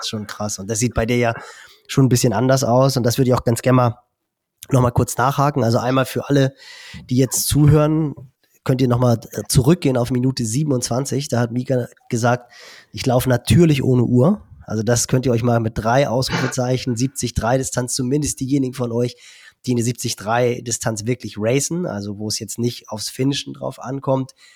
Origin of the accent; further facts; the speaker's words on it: Germany; bei uns in Deutschland